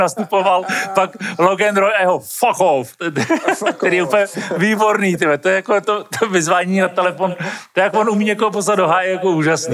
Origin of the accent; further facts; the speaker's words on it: Czechia; my Češi